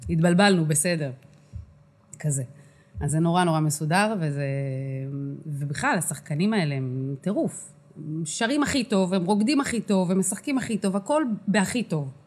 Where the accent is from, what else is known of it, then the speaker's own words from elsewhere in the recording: Kiryat Arba, West Bank, Palestine; זאת אומרת, אני גדלתי בקריית ארבע, אז המוזיקה שהכרתי זה הייתה באמת